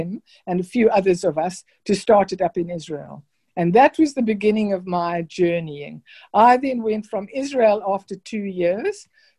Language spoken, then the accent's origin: English; Pretoria, Gauteng, South Africa; born there; also born or lived in Zimbabwe; I was born in Pretoria. Then my father, who was an engineer, moved to what was then Rhodesia, which is now called Zimbabwe.